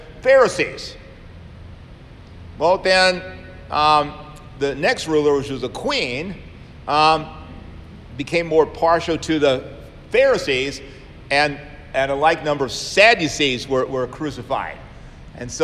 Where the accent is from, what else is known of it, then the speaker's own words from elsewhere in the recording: Savannah, Georgia, United States; when I was growing up in Savannah, Georgia